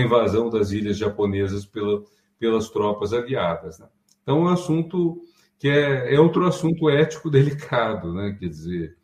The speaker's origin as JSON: {"language": "Portuguese", "country": "Brazil", "said": "nós somos brasileiros"}